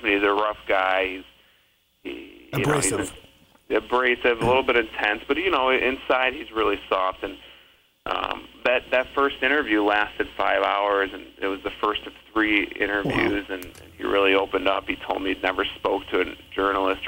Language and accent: English; Chicago, Illinois, United States; my parents are from the former Soviet Union. They're immigrants. I grew up in Chicago